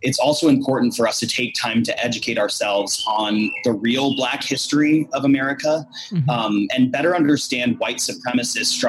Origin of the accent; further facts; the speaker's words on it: Iowa, United States; growing up in Iowa, which is not exactly a bastion of diversity